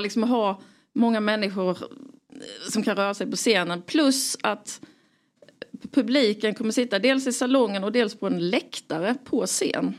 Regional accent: Skåne, Sweden; now in Stockholm, Sweden; jag är från Skåne

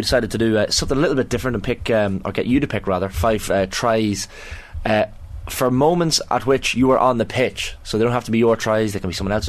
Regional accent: Ireland

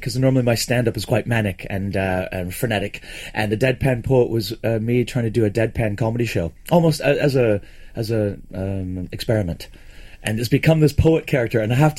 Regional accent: Cumbernauld, Scotland, United Kingdom; Yes, I was born in Cumbernauld.

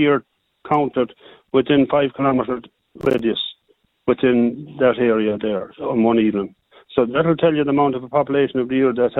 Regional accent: East Galway, Connacht, Ireland; Yeah, well, I'm from East Galway here now.

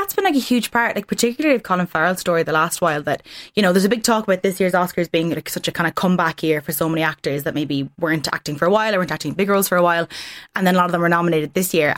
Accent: Ireland; as Irish people

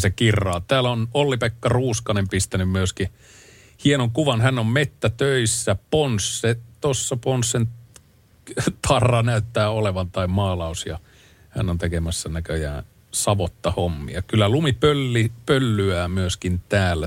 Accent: Ylivieska, North Ostrobothnia, Finland; moved away; Sieltä mä oon lähtöisin

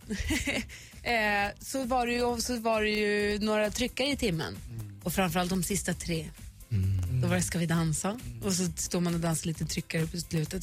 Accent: Luleå, Norrbotten County, Sweden; Vi är ju uppvuxna i Luleå

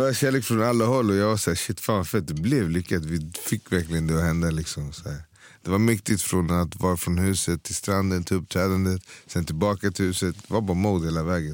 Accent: Stockholm, Stockholm County, Sweden; Född och uppvuxen i Hässelby

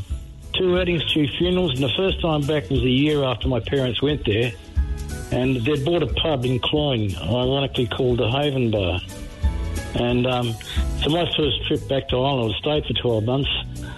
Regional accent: Australia; I was brought up educated in Australia

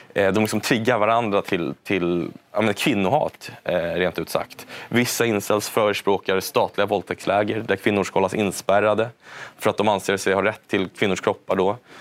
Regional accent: Stockholm, Stockholm County, Sweden; jag växte upp då i Lappkärrsberget bredvid universitetet här i Stockholm

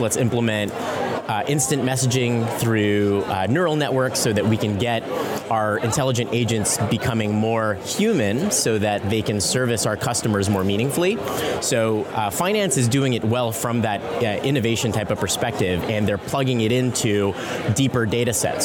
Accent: San Francisco, California, United States; I come from San Francisco, and so growing up in that environment

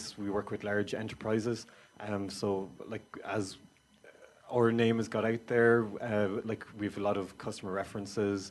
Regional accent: Kildare, Leinster, Ireland; moved away as an adult; also born or lived in Waterford; now in Skibbereen, Ireland; I'm originally from Kildare

